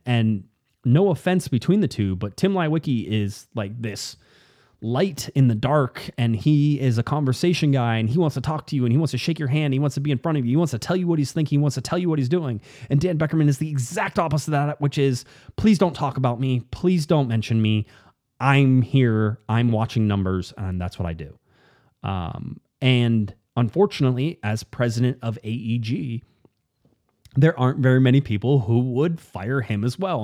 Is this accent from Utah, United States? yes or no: no; Newport Beach, California, United States; I grew up in Newport Beach